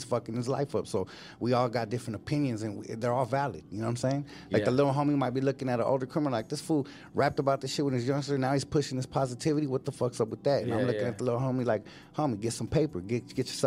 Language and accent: English; Los Angeles, California, United States; I'm from West Side Water Silver Lake